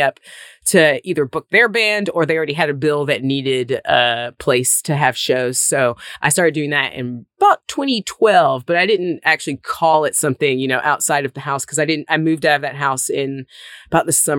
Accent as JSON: {"language": "English", "region": "Mississippi", "country": "United States", "tie": "born or raised there", "also_born_or_lived": "Nashville", "moved": "as an adult"}